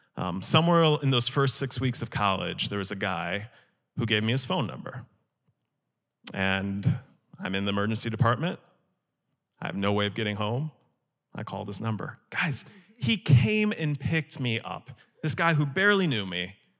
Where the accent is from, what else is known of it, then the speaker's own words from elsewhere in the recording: Chicago suburbs, Illinois, United States; moved away as an adult; I moved from the Chicago suburbs down here to be a student